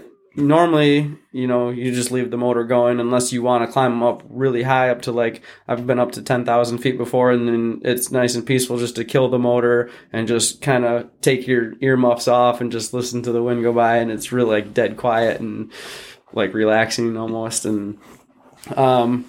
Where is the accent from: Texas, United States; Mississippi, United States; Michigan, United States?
Michigan, United States; Holland; where I live in Holland, or where I grew up in Holland, Lake Town Beach